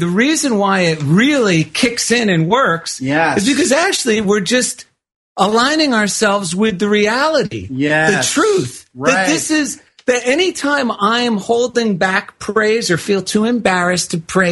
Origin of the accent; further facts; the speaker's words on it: New Jersey, United States; Vineland, New Jersey, of all places, my home state